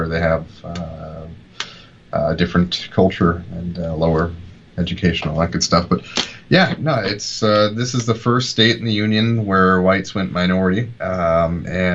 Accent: Maine, United States; also born or lived in Germany / Washington, D.C. / Jacksonville, Florida; now in California, United States; I grew up in Maine

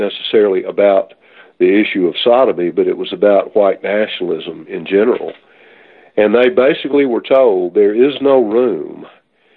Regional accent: the South, United States; we grew up here in the South

